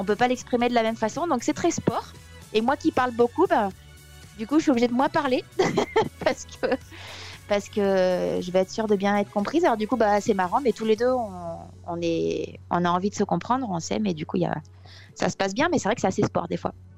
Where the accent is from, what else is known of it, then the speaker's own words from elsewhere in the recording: France; moved away as an adult; also born or lived in Occitanie; now in Munich, Germany; quand on est français